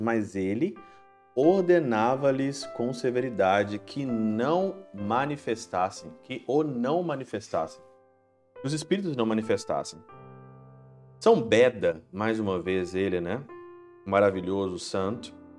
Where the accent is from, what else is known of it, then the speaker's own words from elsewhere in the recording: Minas Gerais, Brazil; na minha terra, na região de Minas Gerais, muito famoso São Sebastião desde criança